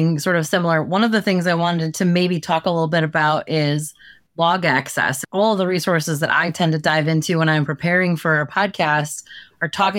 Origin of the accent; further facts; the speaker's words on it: Midwest, United States; I'm from the Midwest